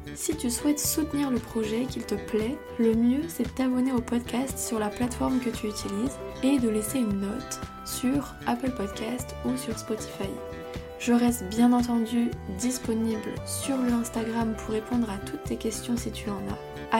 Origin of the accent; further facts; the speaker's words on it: Brittany, France; on est bretonne